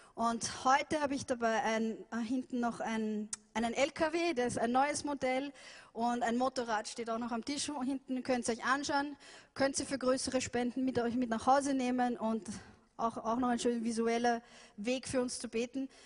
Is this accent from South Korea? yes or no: no; Vienna, Austria; ich bin ja in Wien aufgewachsen